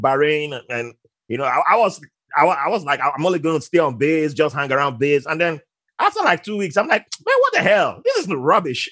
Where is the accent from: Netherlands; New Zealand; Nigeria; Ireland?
Nigeria; moved away; I was uh, born in Nigeria with, and I grew up around Muslims